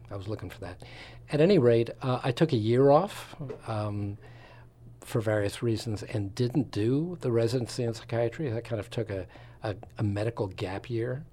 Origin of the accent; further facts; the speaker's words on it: Long Island, suburbs of New York City, United States; moved away as an adult; also born or lived in Florida / Wisconsin / Philadelphia / West Coast; I'm from the East Coast, um, outskirts of New York City and ultimately New York